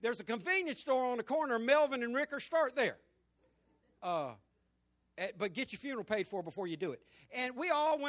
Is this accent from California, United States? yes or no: no; Jacksonville, Florida, United States; also born or lived in England / Virginia; we had a house built in Country Creek, and I grew up in Country Creek right off Normandy Boulevard